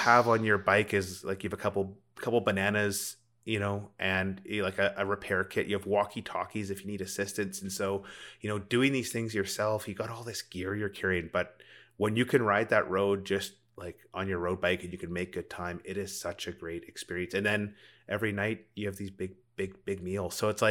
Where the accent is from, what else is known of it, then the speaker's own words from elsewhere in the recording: Rocky Mountains, United States; And it's funny, growing up in the Rockies, I don't remember a time when I didn't know how to put up a tent or build a campfire.